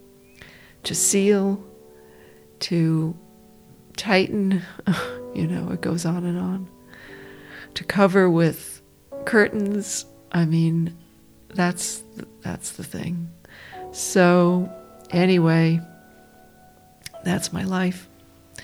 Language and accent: English; New York, United States; I grew up down near New York City